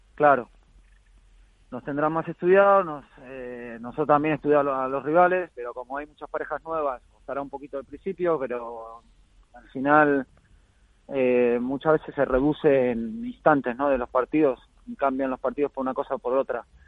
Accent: Argentina; now in Spain; me fui a Argentina, estuve ahí más de dos semanas, ahí de vuelta en la, tierra y las raíces y bien, bien con la familia

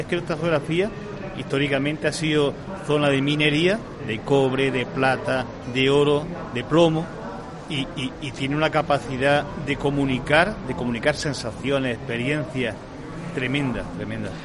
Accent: Andalusia, Spain; somos los andaluces

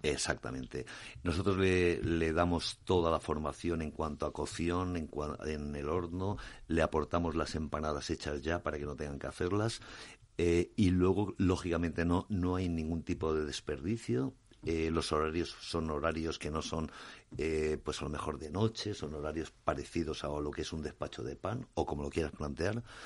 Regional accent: Alicante, Valencian Community, Spain; Mediterráneo donde yo vengo, soy, soy de Alicante

